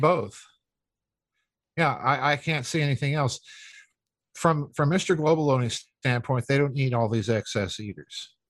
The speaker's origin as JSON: {"language": "English", "region": "South Dakota", "country": "United States", "moved": "yes", "said": "I'm from South Dakota."}